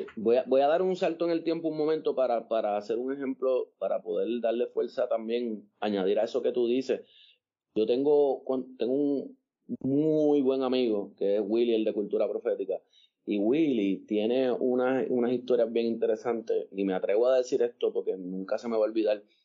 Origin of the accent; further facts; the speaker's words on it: Puerto Rico; yo vivía en Monte Carlos y Monte Carlos se mezclaba con Montepal, con Monteatillo